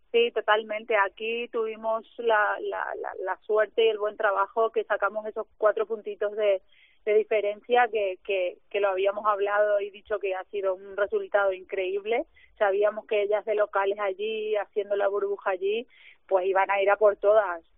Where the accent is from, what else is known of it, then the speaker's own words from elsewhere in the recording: Paraguay; moved away; que soy de Paraguay